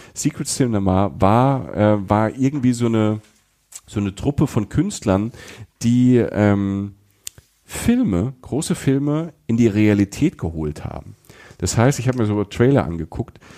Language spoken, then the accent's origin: German; Germany; als Deutscher